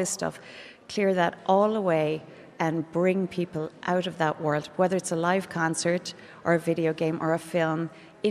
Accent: East Galway, Connacht, Ireland; that's where I grew up in East Galway

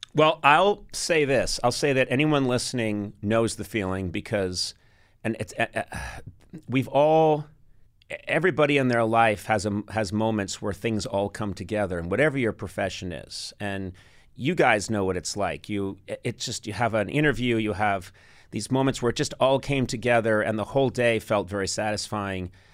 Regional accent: United States; born and raised in America

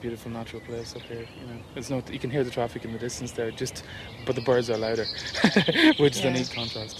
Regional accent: Cavan, Ulster, Ireland; now in Dublin, Ireland; I came originally from Cavan

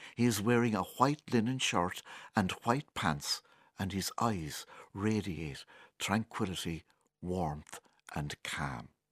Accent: County Kilkenny, Ireland; Born and bred in Kilkenny

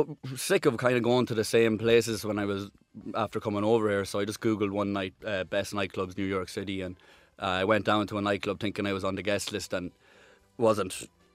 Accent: Ireland; kind of just knew you as the Irish guy.

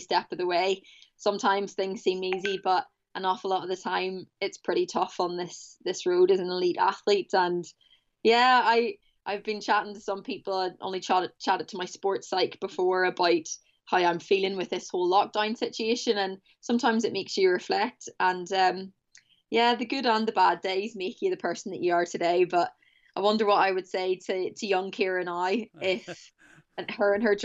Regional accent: Portaferry, Northern Ireland, United Kingdom; now in Manchester, United Kingdom; I grew up playing camogie in Portaferry

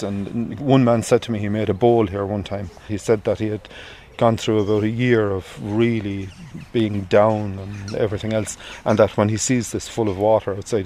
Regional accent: Tipperary, Ireland; I grew up in Killinall. It's about 11 miles south of here.

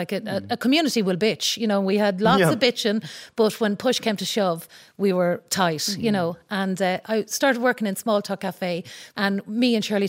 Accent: Leitrim, Ireland; moved away; And I suppose I was coming from an underdog county. Mm. I was coming from Leitrim

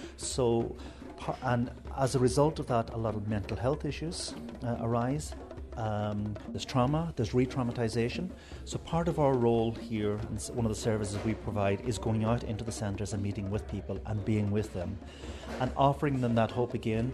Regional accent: Ireland; We as Irish people

